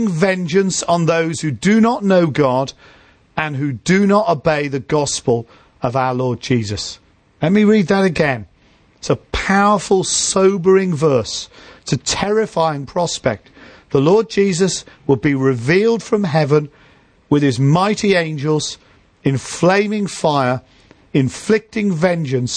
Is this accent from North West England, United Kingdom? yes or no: yes; Liverpool, North West England, United Kingdom; moved away; when I go back to where I grew up in Liverpool, we grew up in inner city Liverpool